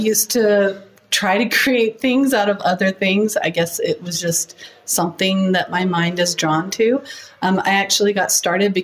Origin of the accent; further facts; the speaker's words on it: Arizona, United States; moved away as an adult; now in Kaysville, United States; I actually grew up in Arizona